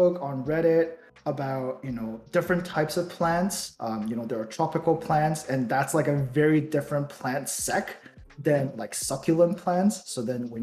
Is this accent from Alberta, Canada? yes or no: no; Toronto, Ontario, Canada; also born or lived in Taiwan; I was born in Taiwan. You know, I moved to Toronto at a very young age. I've been in Toronto since then. Went to school here and everything